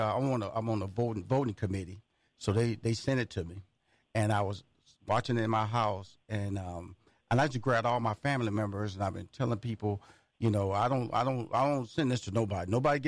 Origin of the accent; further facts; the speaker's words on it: Houston, Texas, United States; I'm from Houston, Texas, so, you know, NASA has been a big part of my life, the space program.